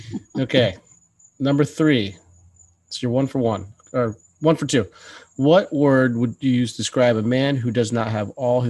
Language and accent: English; Boston, Massachusetts, United States; now in Naples, United States; You know, I'm from Boston. Everything's like dark.